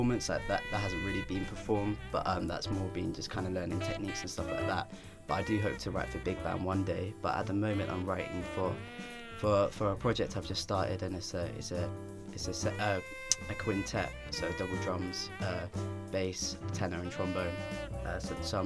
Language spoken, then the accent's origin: English; Southampton, South East England, United Kingdom; now in London, United Kingdom; I grew up in Southampton